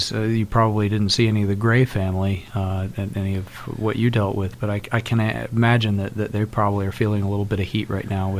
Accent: United States; we do as Americans

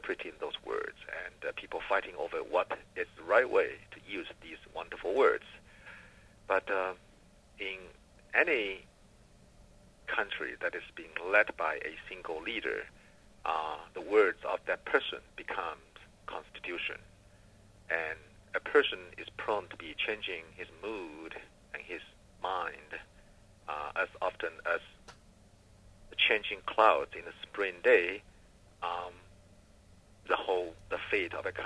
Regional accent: China; moved away as an adult; now in United States; when I was growing up in China

